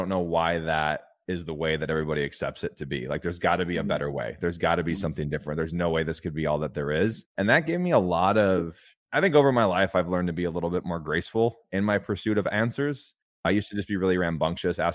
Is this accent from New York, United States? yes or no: no; California, United States; I grew up in a trailer park in California